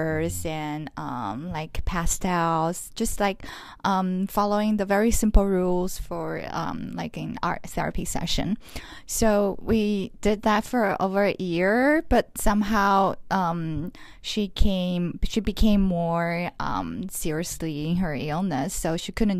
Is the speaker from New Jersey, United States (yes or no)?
no; Los Angeles, California, United States; I come from Los Angeles. I'm a Taiwanese-American artist, but I also have Vietnamese and French family culture background